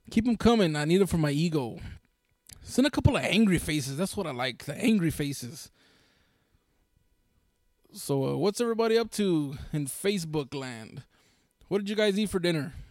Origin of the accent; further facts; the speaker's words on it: Brooklyn, New York, United States; I told him, yeah, I'm from Brooklyn. I grew up over there on 33rd and Exchange, over there, over there, off of uh, Brooklyn.